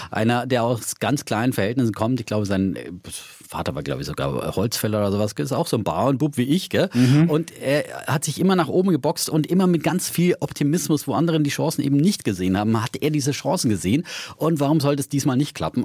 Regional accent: Franconia, Germany; Ich bin ein solider, fränkischer, sparsamer Mensch

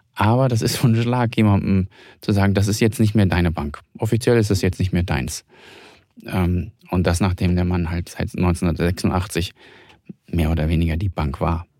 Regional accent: Hamburg, Germany; Ich komme ja selbst aus Hamburg

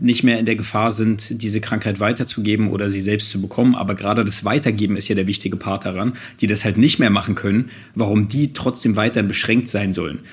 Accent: Germany; ich bin selbst Deutscher, ich lebe hier in Deutschland und bin Deutscher

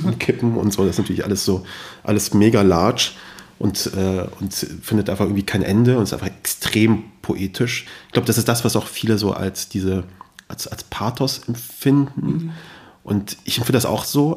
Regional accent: Kassel, Hesse, Germany; also born or lived in Kabul, Afghanistan; ich komme ja aus Kassel

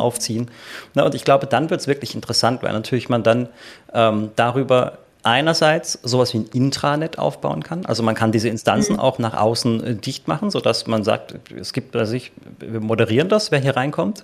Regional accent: Germany; bei uns in Deutschland

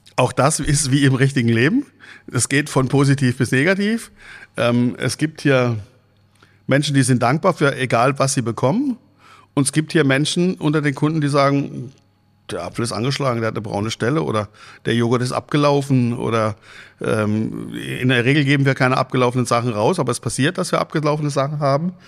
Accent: Freiburg im Breisgau, Baden-Württemberg, Germany; moved away as an adult; now in Husum, Germany; Ich komme eigentlich gebürtig aus Freiburg im Breisgau

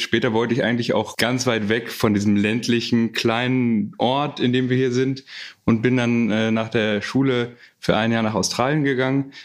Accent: Mecklenburg-Vorpommern, Germany; also born or lived in Hamburg; ich bin dann schon in Hamburg geboren und dann mit vier Jahren hierher umgezogen nach Mecklenburg. Also ich würde mich schon als Mecklenburger bezeichnen, da ich aufgewachsen bin

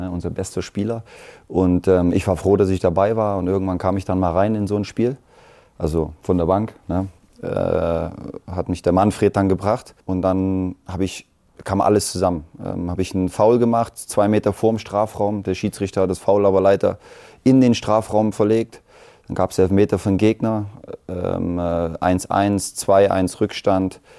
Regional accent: East Germany, Germany; Und wir sind ja schon irgendwo Kinder der DDR. Wir sind ein bisschen in dem System noch groß geworden.

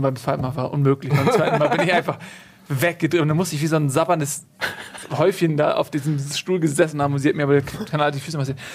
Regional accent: Northern Germany, Germany; als Norddeutscher

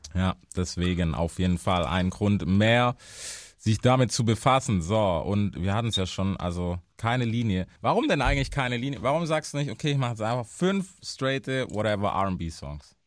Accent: United States; now in Germany; bei uns in Amerika

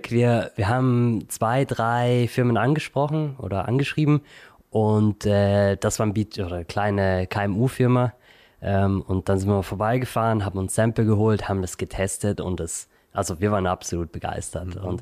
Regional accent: Munich, Bavaria, Germany; also born or lived in Vienna; ich komme aus München und Wien.

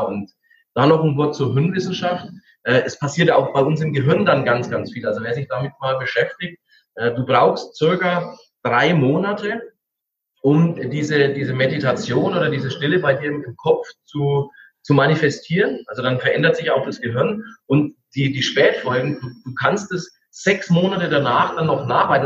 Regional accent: Franconia, Bavaria, Germany; bei uns in Franken

